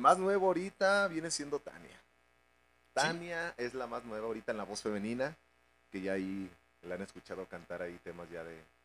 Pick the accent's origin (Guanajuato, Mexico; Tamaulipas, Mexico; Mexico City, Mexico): Guanajuato, Mexico; León; Todos los integrantes somos de León, nacimos aquí en, León Guanajuato.